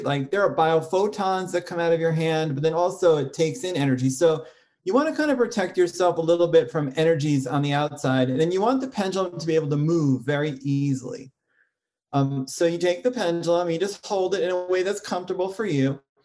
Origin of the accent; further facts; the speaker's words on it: New York, United States; I grew up in New York and my family were like New York intellectuals